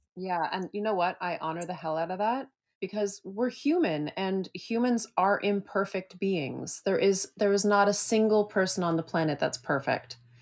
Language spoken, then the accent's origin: English; just outside of Toronto, Ontario, Canada; moved away as an adult; also born or lived in Vancouver, Canada / Victoria, Canada; now in San Francisco, United States; I was born and raised just outside of Toronto